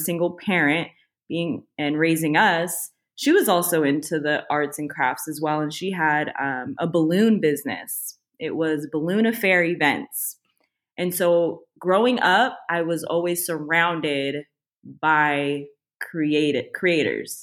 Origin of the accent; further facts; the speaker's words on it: Tracy, California, United States; also born or lived in Los Angeles, California; I was actually born in LA, but I was raised and I grew up actually in Northern California